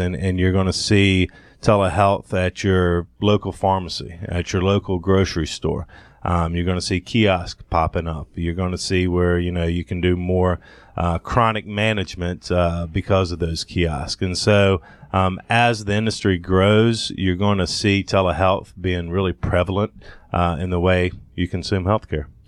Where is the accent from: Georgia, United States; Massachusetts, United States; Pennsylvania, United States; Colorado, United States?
Georgia, United States; Thomasville; moved away as an adult; also born or lived in Athens, Georgia; now in Atlanta, United States; born and raised in Thomasville, Georgia